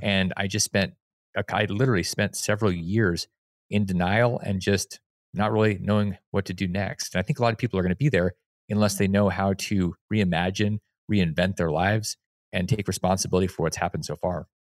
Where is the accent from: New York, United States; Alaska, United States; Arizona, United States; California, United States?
Alaska, United States; moved away; I came from Alaska